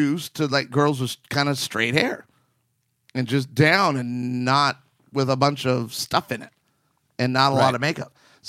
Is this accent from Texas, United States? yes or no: no; Arizona, United States; I grew up on the West Coast, in the West. So I was in Arizona for 10 years of my life.